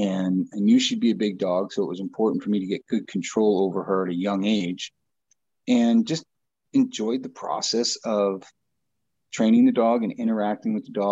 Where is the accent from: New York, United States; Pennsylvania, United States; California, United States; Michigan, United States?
New York, United States; Long Island; moved away as an adult; also born or lived in Billings, Montana; now in Montana, United States; Originally, I am from back east. I'm from Long Island, New York. Graduated high school in 1992, moved out to Billings